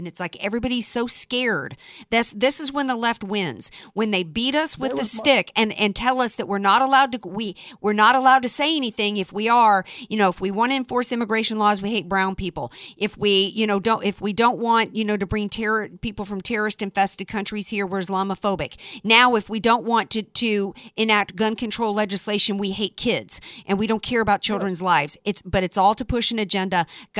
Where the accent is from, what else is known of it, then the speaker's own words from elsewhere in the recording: the South, United States; because I grew up in the South.